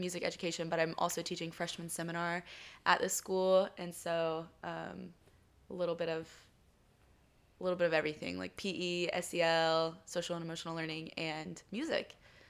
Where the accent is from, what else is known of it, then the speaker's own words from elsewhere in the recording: Georgia, United States; moved away as an adult; now in California, United States; Yeah, so I'm originally from Georgia. I grew up there, graduated college from there, and then I moved over to California.